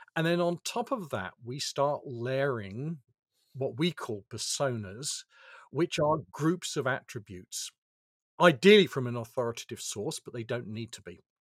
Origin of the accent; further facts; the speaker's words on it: United Kingdom; I'm, I'm British, I have a British birth certificate.